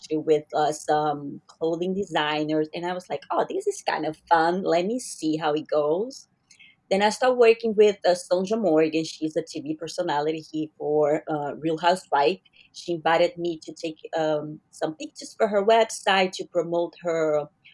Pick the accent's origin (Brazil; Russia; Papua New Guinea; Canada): Brazil; I'm Brazilian. So I'm from Brazil